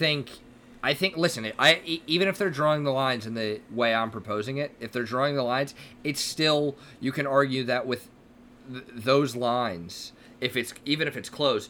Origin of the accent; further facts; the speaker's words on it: United States; we're two American guys